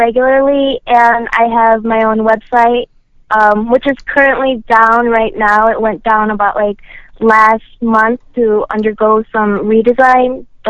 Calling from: Chicago, Illinois, United States; I'm calling from Chicago.

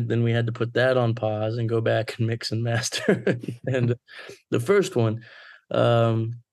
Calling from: Plano, Texas, United States; Uh, right now I'm in Plano, Texas.

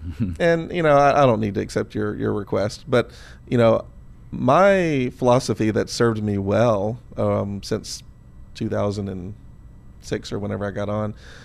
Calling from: Seattle, Washington, United States; I'm following you from Seattle, so I'm going to join your subgroup of all your Seattle listeners.

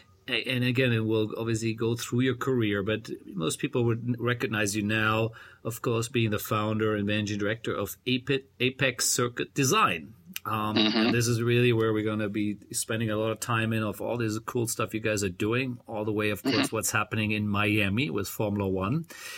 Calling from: Bangkok, Thailand; Well, I'm calling from Bangkok, Thailand.

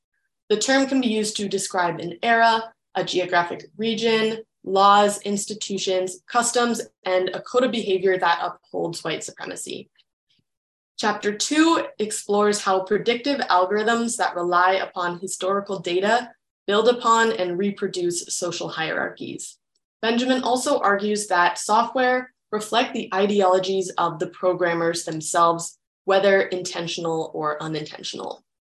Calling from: Vancouver, British Columbia, Canada; My pronouns are she, hers, and I'm calling in from Vancouver in Canada.

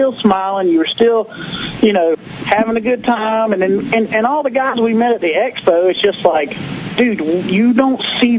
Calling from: Georgia, United States; Man, this is … from Georgia, man.

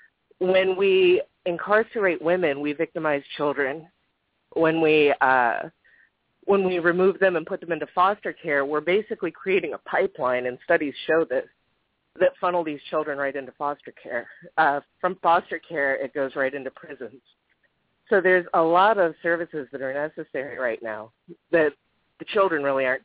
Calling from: Florida, United States; I'm calling from Florida.

